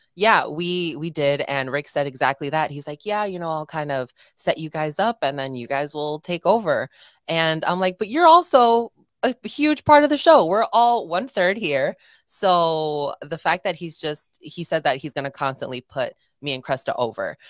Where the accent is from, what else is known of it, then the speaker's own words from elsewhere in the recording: Chicago, Illinois, United States; I'm from Chicago